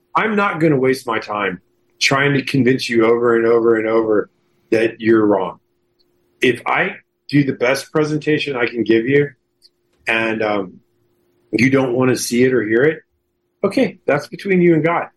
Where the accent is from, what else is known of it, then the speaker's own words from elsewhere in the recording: Houston, Texas, United States; moved away; also born or lived in Hollywood; when I grew up in Houston.